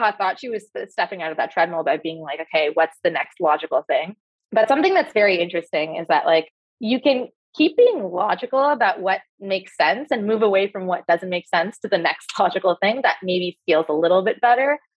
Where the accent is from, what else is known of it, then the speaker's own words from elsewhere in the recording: Canada; moved away as an adult; I had a very particular experience growing up as a young immigrant Canadian in Canada